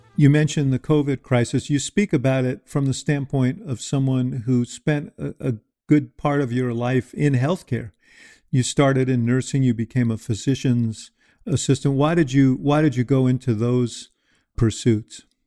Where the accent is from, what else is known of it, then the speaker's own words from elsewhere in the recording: New York, United States; I was a kid growing up in New York